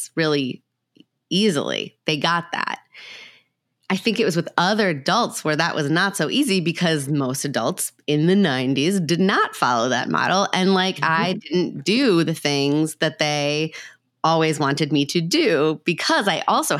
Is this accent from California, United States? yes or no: no; Minnesota, United States; I grew up in Minnesota, so it was cold